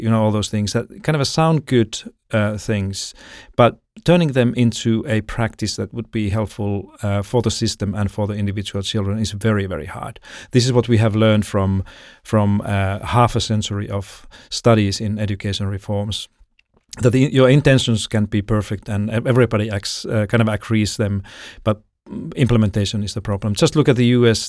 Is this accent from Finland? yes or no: yes; Finland; moved away as an adult; now in Sydney, Australia; I'm from Finland originally